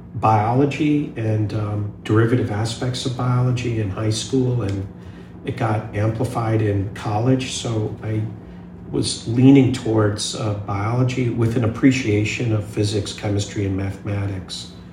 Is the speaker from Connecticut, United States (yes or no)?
yes; New Haven, Connecticut, United States; born there; also born or lived in India; So it was irony of ironies that I was born in New Haven, returned from India to the United States in New Haven, and eventually down the road went to college at Yale.